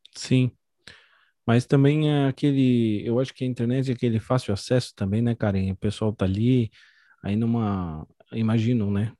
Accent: São Paulo, Brazil; moved away as an adult; now in Santa Catarina, Brazil; eu sou de São Paulo, estou morando em Santa Catarina há pouco tempo

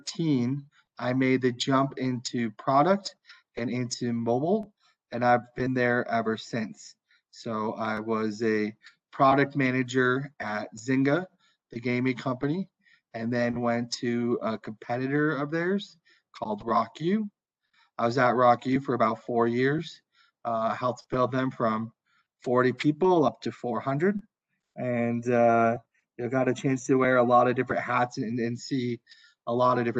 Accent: Minnesota, United States; moved away as an adult; also born or lived in California / New York; I'm originally from the US. I grew up in Minnesota, but went to school in California.

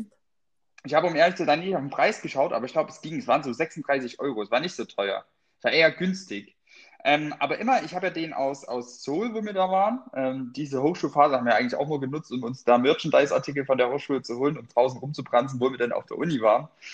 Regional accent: Freyburg, Saxony-Anhalt, Germany; moved away; aus meiner Heimat, äh, aus Freiburg an der oh Gott, Freiburg mit Y in äh, Sachsen-Anhalt, ich glaube, es ist an der Unstrut. Freiberg an der Unstrut

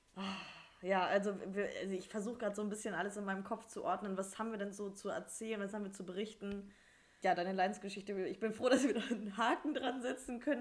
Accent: the North, Northern Germany, Germany; Wir kommen ja aus dem Norden

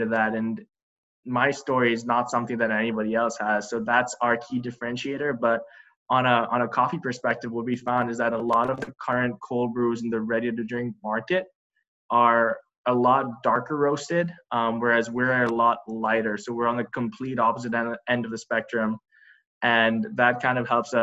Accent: Dubai, United Arab Emirates; moved away as an adult; also born or lived in Boston, United States; now in United States; I was born and raised in Dubai, and back home, I grew up around a really great coffee culture.

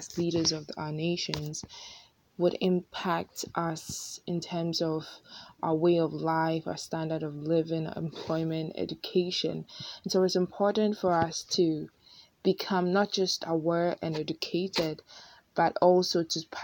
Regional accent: Ghana; moved away as an adult; now in United States; I'm coming from Ghana and living in the US for the past year

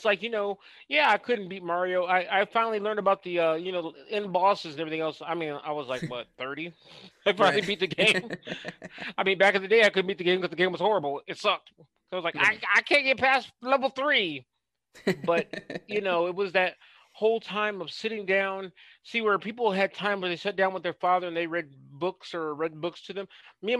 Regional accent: Bellevue, Nebraska, United States; also born or lived in Oak Ridge; I was raised in the suburbs of Omaha and that kind of thing

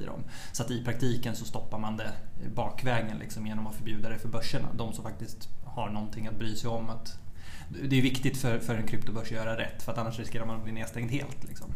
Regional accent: Örebro, Örebro County, Sweden; moved away as an adult; also born or lived in Umeå; född egentligen i Vivalla utanför Örebro, eh, en förort till Örebro. Eh, bodde där tills jag var åtta och då flyttade vi ut liksom, på landet

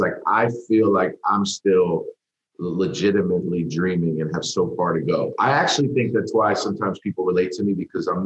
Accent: New York, United States; I grew up in New York

